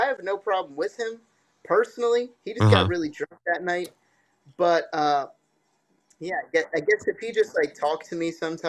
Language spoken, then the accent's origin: English; New Jersey, United States; I'm from Jersey.